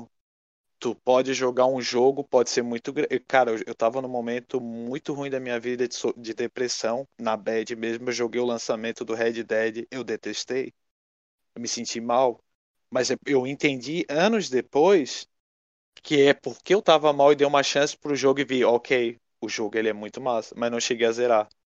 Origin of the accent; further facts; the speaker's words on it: Brazil; a gente é brasileiro